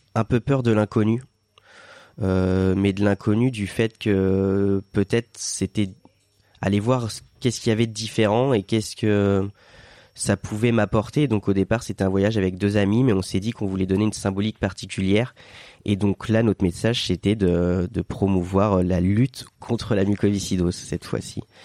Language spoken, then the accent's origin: French; Sarthe, Pays de la Loire, France; now in Biarritz, France; je suis un terrien pur. Je viens de la Sarthe